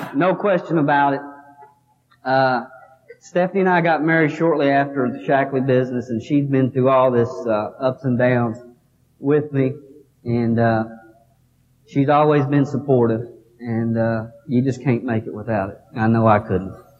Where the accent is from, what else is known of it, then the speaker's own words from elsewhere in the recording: Kentucky, United States; Here I am from Kentucky